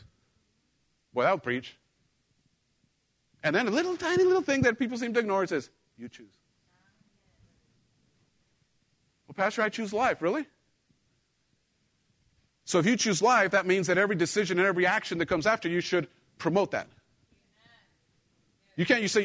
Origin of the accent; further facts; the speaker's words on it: Mexico; moved away; I grew up in Mexico